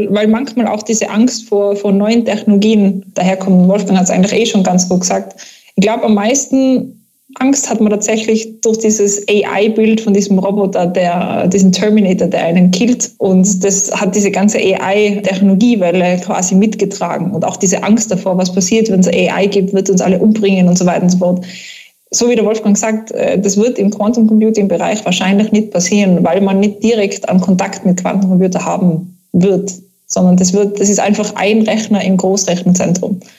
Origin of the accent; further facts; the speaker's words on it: Austria; da sind wir bei uns in Österreich sehr gefährdet